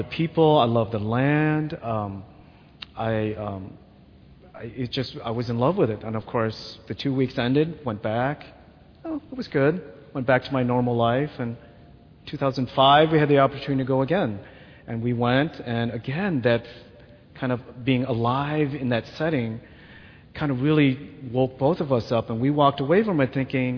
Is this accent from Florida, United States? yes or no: no; Wheaton, Illinois, United States; also born or lived in Vietnam; I came as a refugee from Vietnam to United States, and my family and I were resettled here in Wheaton. And I quickly adapted to the life, and I kind of grew up as a Catholic Christian kid in the suburb of Wheaton